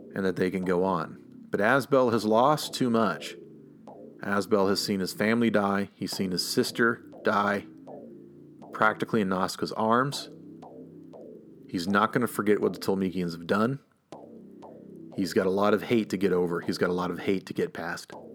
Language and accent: English; the South, United States; I am from the South, and I grew up with a lot of people who were just convinced that the reason why things were so bad in the South